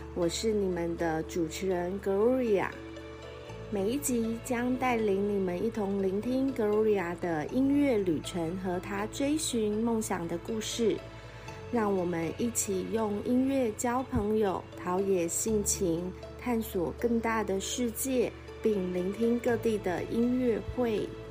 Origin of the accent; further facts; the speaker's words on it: Taitung, Taitung County, Taiwan; 我的家乡，呃，台东